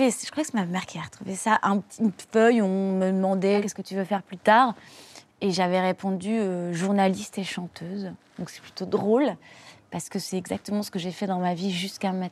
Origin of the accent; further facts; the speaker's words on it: Hauts-de-France, France; born there; euh, moi, je suis née dans le Nord.